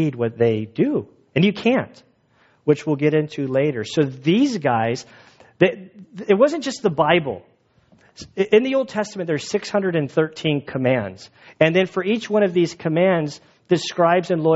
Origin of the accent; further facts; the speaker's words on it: United States; moved away; I'm an American